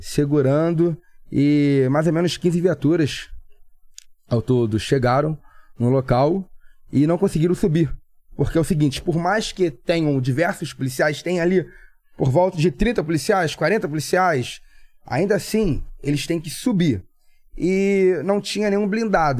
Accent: Niterói, Rio de Janeiro, Brazil; sou de Niterói

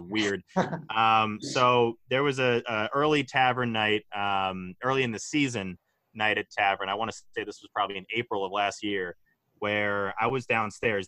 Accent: Hingham, Massachusetts, United States; I'm from Hingham

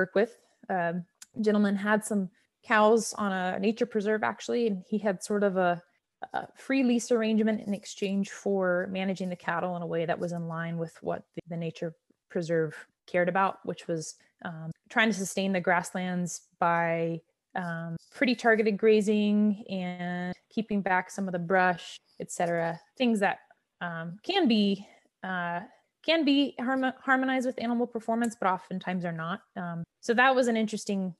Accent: North Carolina, United States; I'm from North Carolina. That's where I was born and raised and went to college

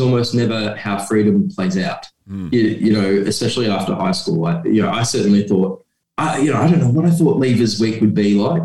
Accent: Geraldton, Western Australia, Australia; now in Perth, Australia; my hometown of Geraldton and where I now live in Perth.

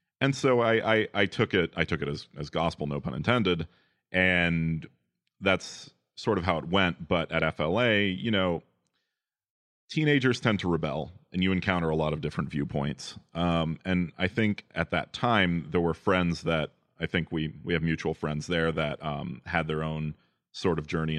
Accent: Apopka, Florida, United States; I grew up in Apopka, Florida, in an Adventist family.

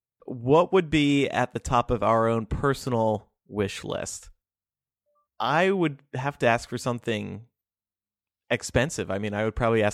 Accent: United States; Hi, I'm American.

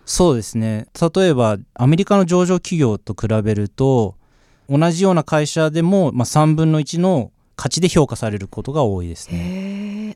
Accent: Osaka, Japan; moved away; also born or lived in Melbourne, Australia; 出身は、えー、実はまあ大阪でして、はい、ただまあオーストラリアにずっと住んでいたので、まあ、全部で20年間

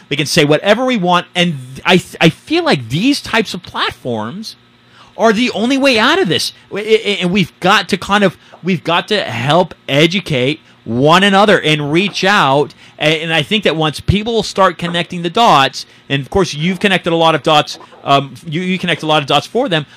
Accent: San Francisco, California, United States; I'm from San Francisco

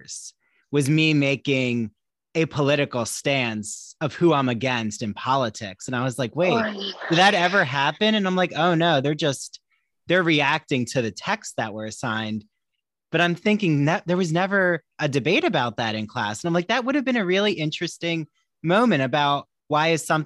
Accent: Washington Township, New Jersey, United States; moved away; also born or lived in Long Island; I'm from New Jersey originally, from a town called Washington Township near Cherry Hill

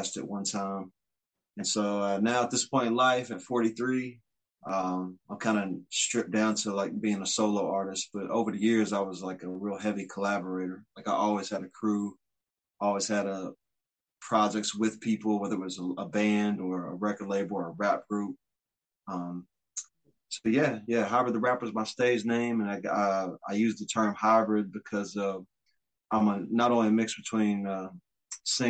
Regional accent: Frankfort, Kentucky, United States; My hometown? Well, you know, it's a historical capital, small, kind of southern, kind of river oriented. We're right on the river. We're in between Lexington and Louisville.

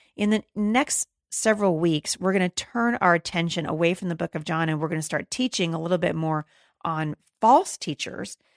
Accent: Battle Ground, Washington, United States; I'm in the middle of a snowstorm here in my hometown of Battleground, Washington

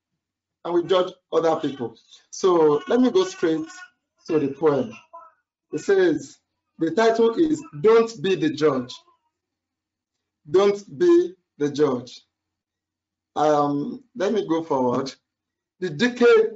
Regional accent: Nigeria; I'm a Nigerian.

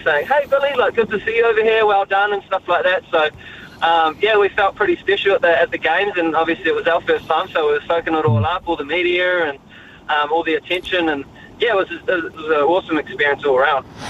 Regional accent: Raglan, Waikato, New Zealand; Growing up in Raglan

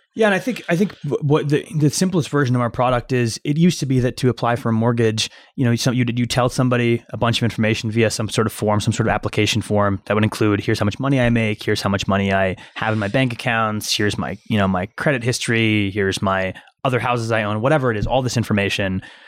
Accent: Cincinnati, Ohio, United States; also born or lived in Iran / Michigan; Spent most of my childhood in Cincinnati, Ohio

